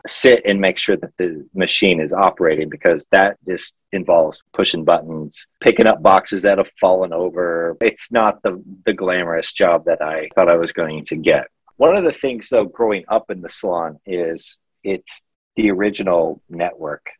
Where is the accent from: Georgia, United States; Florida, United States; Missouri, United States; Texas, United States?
Missouri, United States; moved away as an adult; also born or lived in New York City; I'm originally from Missouri, but 18 months ago, as I mentioned, I moved here from New York City because I lived there for two years.